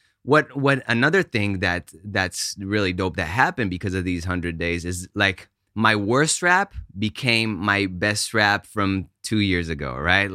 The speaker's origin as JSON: {"language": "English", "country": "Israel", "tie": "born or raised there", "also_born_or_lived": "United States / Italy / New York / Austin", "second_language": "English", "moved": "yes", "said": "I was born in the States, grew up in Israel, went to, for my dad's job, we went to Italy for a year"}